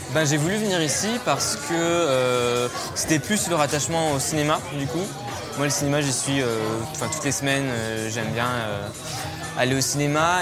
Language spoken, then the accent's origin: French; Valence, Auvergne-Rhône-Alpes, France; first language French; moved away as an adult; j'ai grandi euh, dans la Drôme, à Valence. Euh, j'ai vécu jusqu'à ce que je parte de chez moi à 18 ans